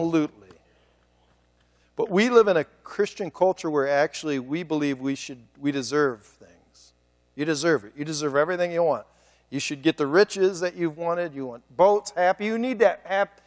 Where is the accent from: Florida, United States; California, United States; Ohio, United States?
Ohio, United States; Cleveland; moved away as an adult; also born or lived in Chicago; I moved back to my hometown of Cleveland